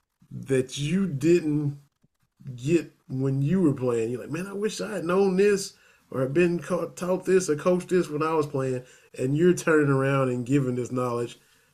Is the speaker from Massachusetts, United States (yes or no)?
no; Kentucky, United States; He's from my hometown in southeastern Kentucky.